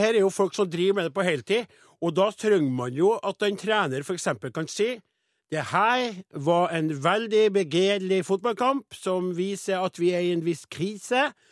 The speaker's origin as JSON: {"language": "Norwegian", "area": "Namdalen", "region": "Trøndelag", "country": "Norway", "said": "oppe i Namdalens land, der jeg kommer ifra"}